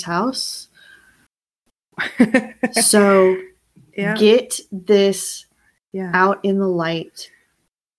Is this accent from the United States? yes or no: yes; the South, United States; we grew up in the South